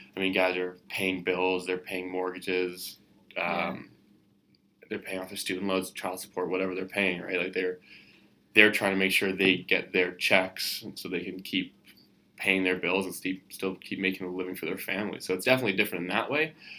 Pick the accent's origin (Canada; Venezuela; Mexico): Canada